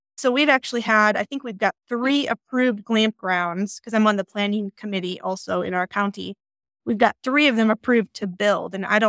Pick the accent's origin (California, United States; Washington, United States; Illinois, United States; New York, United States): Illinois, United States; moved away as an adult; now in Colorado, United States; So we moved from Illinois, the flatlands, about 6 years ago